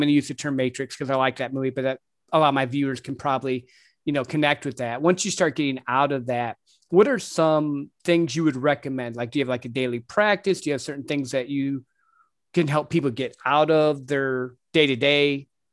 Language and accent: English; Midwest, United States; I grew up in the Midwest